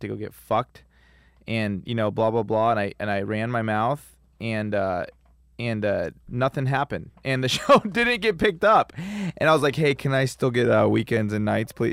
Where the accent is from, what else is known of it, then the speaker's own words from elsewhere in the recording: Los Angeles, California, United States; born and raised in Los Angeles